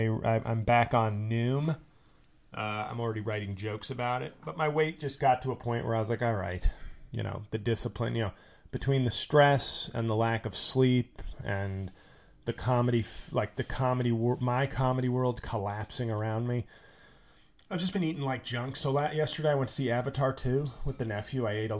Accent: Australia; I'm Australian, but I'm doing a generic, you know, I'm hanging on a stoop in 1950s Brooklyn.

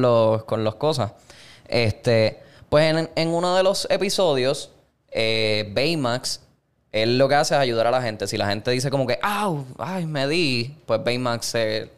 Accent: Puerto Rico; nosotros que nos criamos en Puerto Rico

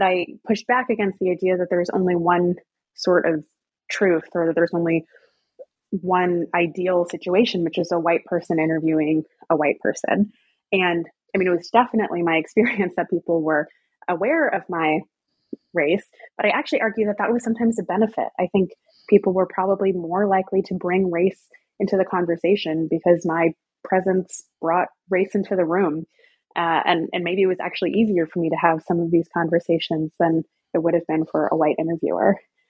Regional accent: the South, United States; I'm from the South, I'm very familiar with the area

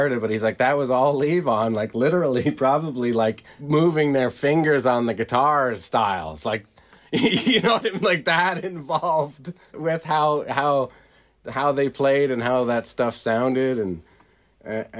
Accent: Canada; Being Canadian

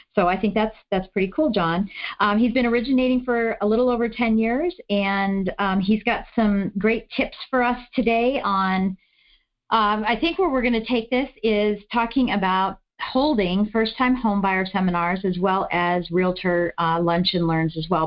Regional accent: East Coast, United States; I'm from the East Coast

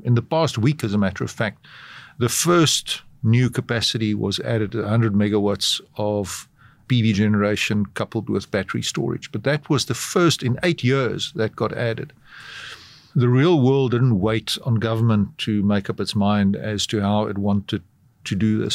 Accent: South Africa; as you can probably tell from my accent, I'm from South Africa

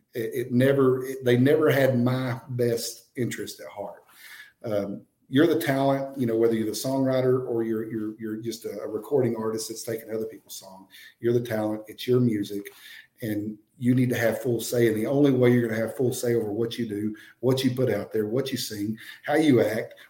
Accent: Rising Star, Texas, United States; my hometown, Rising Star, Texas

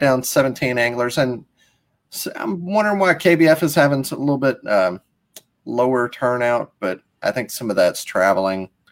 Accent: Mississippi, United States; I'm from Mississippi

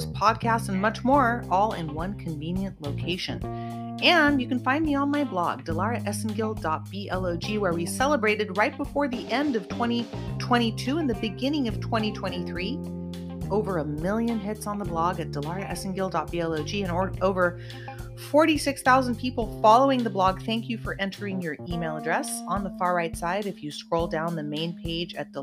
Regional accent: Santa Cruz, California, United States; also born or lived in Lake Tahoe; now in Los Angeles County, United States; I'm originally from Santa Cruz, California. I grew up in a sunny surfer town, born and raised in California.

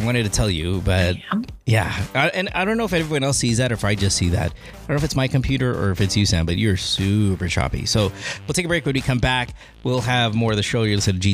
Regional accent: Philippines; moved away; I grew up in the Philippines. I grew up in the province

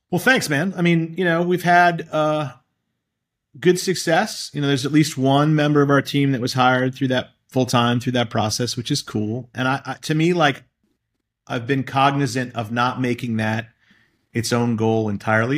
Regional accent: Boston, Massachusetts, United States; I grew up in Boston and I've spent my whole career here

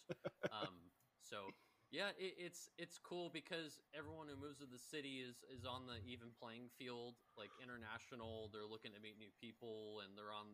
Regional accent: Northern California, United States; moved away as an adult; now in Berlin, Germany; Originally from NorCal, but lived here 10 years

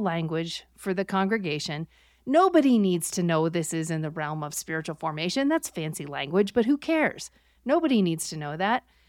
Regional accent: Buffalo, New York, United States; I grew up near Buffalo, New York

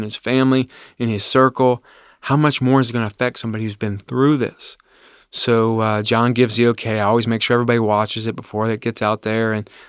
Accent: Ohio, United States; I grew up in Claremont County in the Amelia area. From there, I've never left Claremont County. That's my home. I love it there. I live in Bethel right now, little tiny town, 2,000 people.

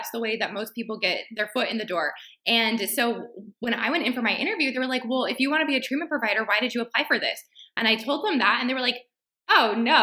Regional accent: Texas, United States; I was from Texas, but I went to school out of state

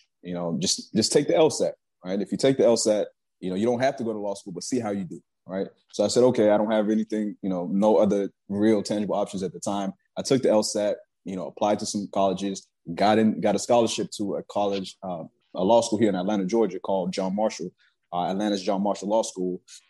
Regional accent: Nigeria; but, you know, I'm Nigerian.

